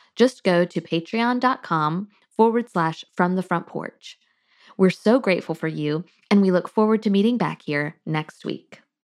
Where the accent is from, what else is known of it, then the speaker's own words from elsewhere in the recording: North Florida, United States; also born or lived in Alabama; now in South Georgia, United States; I grew up in North Florida, and I now live in South Georgia